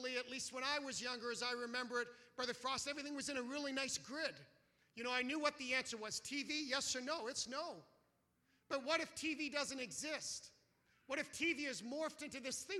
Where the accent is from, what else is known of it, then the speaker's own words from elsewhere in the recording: Canada; as a Canadian